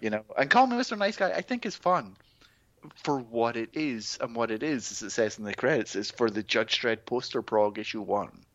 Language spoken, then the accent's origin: English; Scotland, United Kingdom; born or raised there